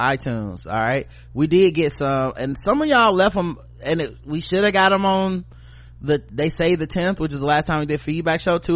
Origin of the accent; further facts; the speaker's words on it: the South, United States; we're just from the South